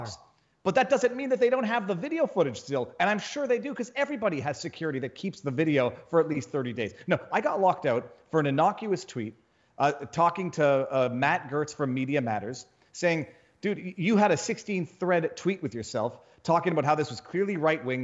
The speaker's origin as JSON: {"language": "English", "region": "Quebec", "country": "Canada", "moved": "as an adult", "lives_now": "Florida, United States", "said": "I come from Canada"}